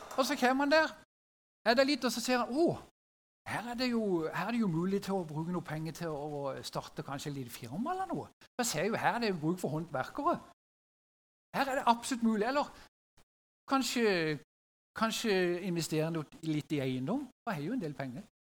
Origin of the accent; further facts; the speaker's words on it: Sørlandet, Norway; Som sørlending